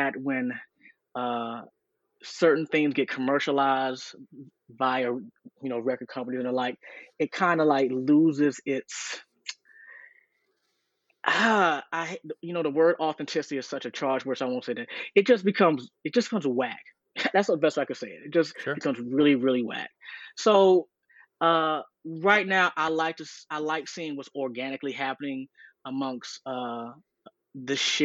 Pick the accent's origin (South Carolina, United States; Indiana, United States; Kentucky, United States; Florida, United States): South Carolina, United States; moved away as an adult; also born or lived in Los Angeles, California; now in Athens, United States; I'm from South Carolina originally.